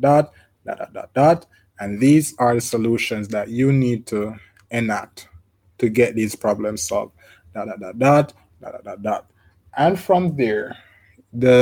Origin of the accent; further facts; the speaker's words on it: Jamaica; I'm from Jamaica. We say thieves and robbers